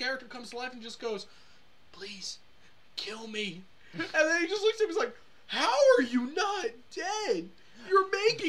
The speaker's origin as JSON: {"language": "English", "region": "Scotland", "country": "United Kingdom", "said": "Which was annoying, because being Scottish, I could understand a Scotsman, no problem."}